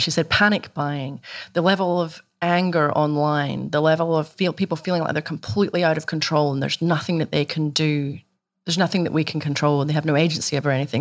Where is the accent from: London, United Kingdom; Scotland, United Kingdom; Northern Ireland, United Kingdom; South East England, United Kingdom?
Scotland, United Kingdom; moved away as an adult; now in Australia; I grew up in Scotland, you know, in a country where teetotalism is a crime punishable by death